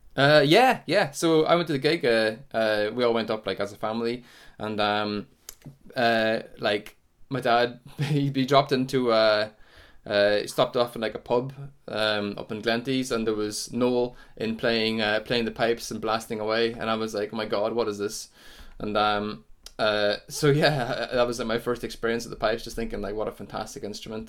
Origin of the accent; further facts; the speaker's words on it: Sion Mills, Northern Ireland, United Kingdom; I come from Cyan Mills in County Tyrone, just up on the, up on the border, really, a couple of miles from the border, uh, t, uh, of Donegal.